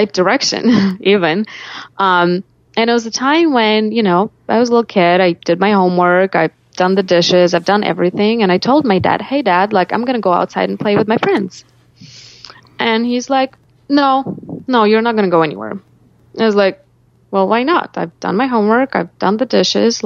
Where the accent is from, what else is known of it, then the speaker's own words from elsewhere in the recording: Sergiev Posad, Moscow Oblast, Russia; moved away as an adult; now in United States; I grew up in Russia in a little town called Sergiev Posad that's about 60 miles from Moscow